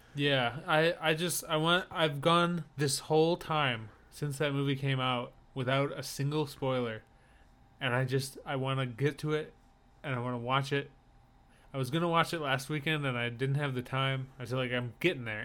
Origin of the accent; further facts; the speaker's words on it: upper Midwest, United States; I'm Midwest, but I'm the top of the Midwest